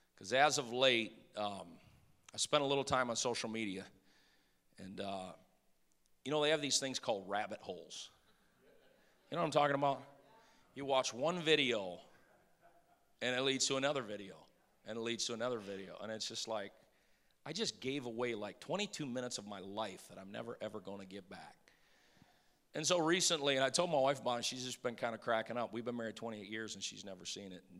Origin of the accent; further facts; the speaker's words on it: Detroit, Michigan, United States; moved away; I grew up in Detroit